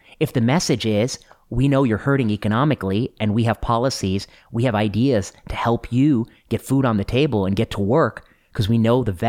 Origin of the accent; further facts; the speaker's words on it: Cleveland, Ohio, United States; born there; also born or lived in Pennsylvania / Michigan / Indiana; I was born in Ohio, just outside of Cleveland. And I have lived in Pennsylvania, Ohio, Michigan, and Indiana. Those are the states I've lived in.